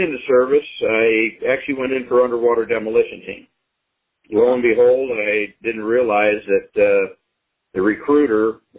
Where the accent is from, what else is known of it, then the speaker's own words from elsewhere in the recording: St. Louis, Missouri, United States; also born or lived in Belleville, Illinois / Jefferson Barracks, Missouri; I was down there until about the age of two, and then we moved up just the southwest runway of the current airport in St. Louis. Really? I lived there until I went into service in 1964.